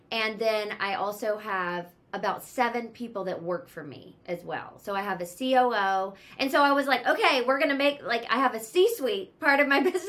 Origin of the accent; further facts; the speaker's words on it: Charlotte, North Carolina, United States; moved away as an adult; now in Los Angeles, United States; I live in LA and I'm from Charlotte, North Carolina. I moved here over 15 years ago